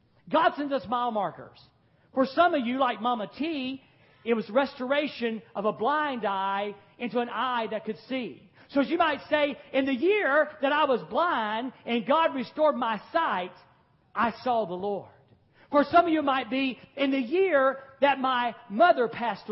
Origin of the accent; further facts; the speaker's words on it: the South, United States; I was raised in the South